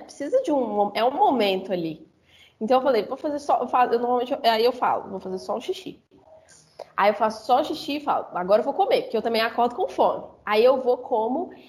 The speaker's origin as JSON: {"language": "Portuguese", "town": "Belo Horizonte", "region": "Minas Gerais", "country": "Brazil", "said": "Eu sou de Belo Horizonte, Minas"}